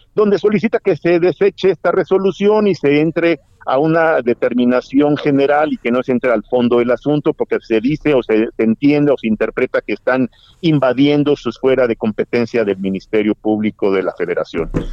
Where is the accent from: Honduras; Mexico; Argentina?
Mexico; A mí como mexicano